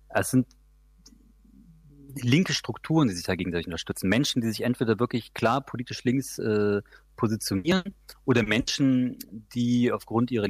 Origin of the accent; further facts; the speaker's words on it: Dessau, Saxony-Anhalt, Germany; Also ich komme ich komme ursprünglich aus Dessau. Dessau ist eine kleine Stadt in Sachsen-Anhalt